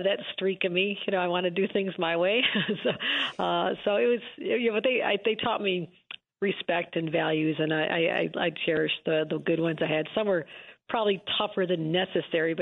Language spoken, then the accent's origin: English; Buffalo, New York, United States; also born or lived in Lackawanna, New York; growing up in Buffalo area